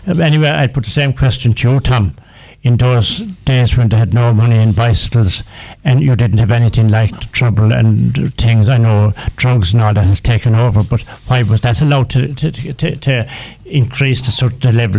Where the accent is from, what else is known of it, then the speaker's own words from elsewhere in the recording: County Clare, Ireland; now in Newcastle West, Ireland; Now, Carmel, when I came from the Hungry Hills of County Clare 55 years ago, there was 40 guards here in Newcastle West